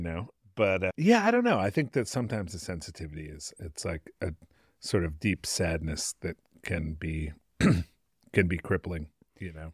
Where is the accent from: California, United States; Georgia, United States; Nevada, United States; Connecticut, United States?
Connecticut, United States; now in San Francisco, United States; a house that I grew up in in Connecticut